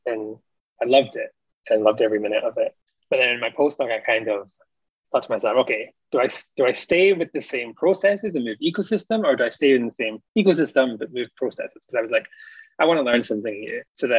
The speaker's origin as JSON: {"language": "English", "region": "Scotland", "country": "United Kingdom", "tie": "born or raised there", "also_born_or_lived": "England / Alaska", "moved": "as an adult", "lives_now": "Canada", "said": "because I grew up in Scotland and I moved to England to do my master's and my PhD. But a big chunk of my PhD was in Alaska and had a lot of American colleagues."}